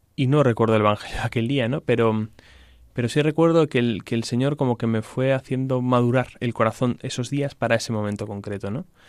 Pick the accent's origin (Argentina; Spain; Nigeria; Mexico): Spain; Salamanca, Castile and León; yo soy de Salamanca, em, de una familia que creyente